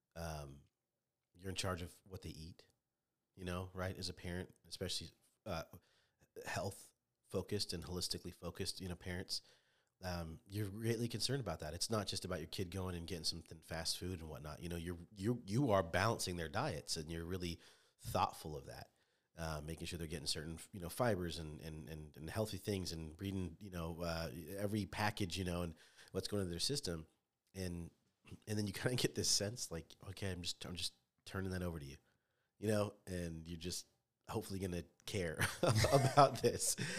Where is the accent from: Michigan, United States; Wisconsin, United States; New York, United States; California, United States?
California, United States; Orange; moved away as an adult; now in Indiana, United States; born and raised in Orange of Orange County, which is Southern California